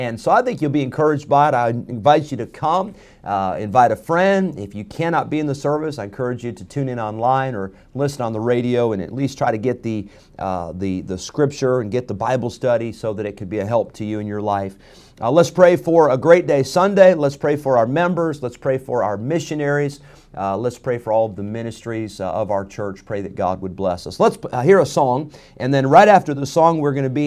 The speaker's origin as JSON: {"language": "English", "town": "Rockford", "region": "Illinois", "country": "United States", "tie": "born or raised there", "moved": "yes", "lives_now": "North Carolina, United States", "said": "growing up in Rockford"}